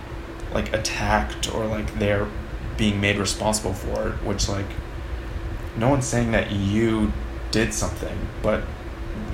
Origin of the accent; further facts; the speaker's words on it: Maine, United States; I grew up in Maine